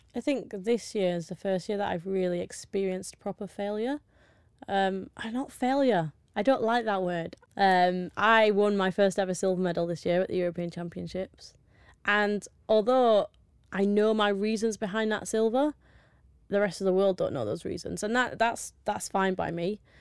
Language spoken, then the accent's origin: English; Yorkshire and the Humber, United Kingdom; I'm from Yorkshire